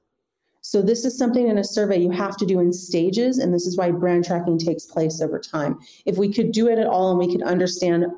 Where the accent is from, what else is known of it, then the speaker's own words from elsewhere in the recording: United States; moved away as an adult; now in Europe; I come from the United States